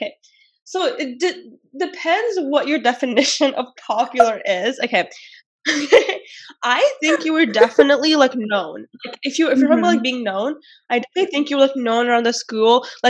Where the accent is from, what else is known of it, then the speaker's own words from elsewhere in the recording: Toronto, Ontario, Canada; I knew no one like at the school because I was coming from Toronto, so I was like, who are these people?